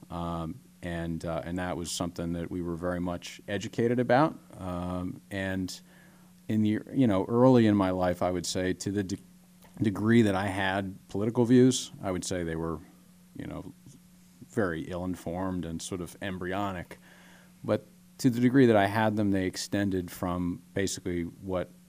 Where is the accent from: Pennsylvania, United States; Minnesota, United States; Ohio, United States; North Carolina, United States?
Pennsylvania, United States; growing up in Delaware County is a great thing.